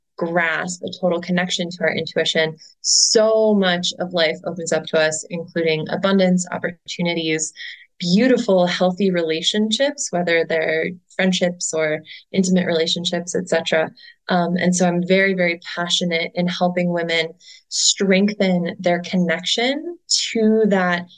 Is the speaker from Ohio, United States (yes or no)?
yes; Cleveland, Ohio, United States; my hometown of Cleveland, Ohio